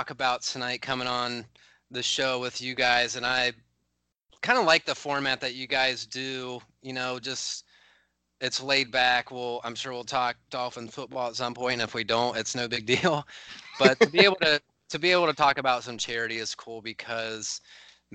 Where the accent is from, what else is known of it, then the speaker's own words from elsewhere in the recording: Mid-Ohio Valley, United States; my hometown, so I'm from the Mid-Ohio Valley